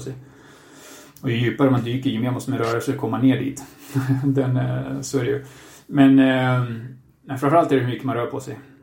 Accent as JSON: {"language": "Swedish", "town": "Katrineholm", "region": "Södermanland", "country": "Sweden", "also_born_or_lived": "China", "moved": "as an adult", "lives_now": "Spain", "said": "Jag kommer från eh, Katrineholm, Sörmlandska skogarna. Ehm, bor nu för tiden i Spanien sedan några år tillbaka."}